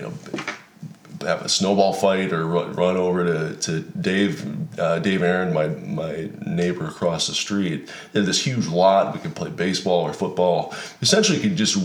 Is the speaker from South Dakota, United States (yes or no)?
yes; Emery, South Dakota, United States; born or raised there